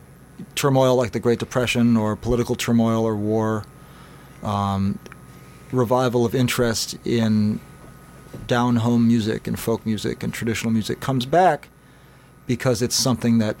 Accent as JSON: {"language": "English", "town": "New York City", "region": "New York", "country": "United States", "tie": "born or raised there", "said": "I'm from, you know, New York City originally. I'm from Greenwich Village. I grew up there"}